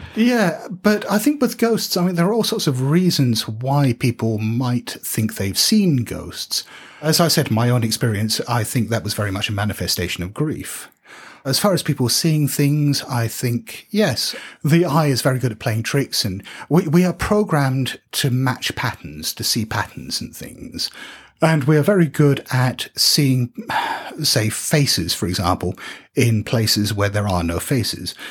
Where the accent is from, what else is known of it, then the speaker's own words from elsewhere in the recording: United Kingdom; we're British